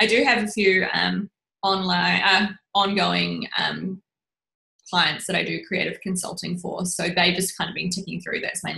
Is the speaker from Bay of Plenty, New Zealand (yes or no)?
yes; Rotorua, Bay of Plenty, New Zealand; moved away; Yeah, I grew up